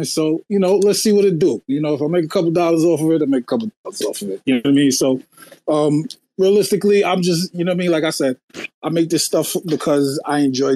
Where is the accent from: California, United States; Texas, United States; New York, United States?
New York, United States; New York City; now in New Jersey, United States; I'm from Queens, New York. I live in Jersey now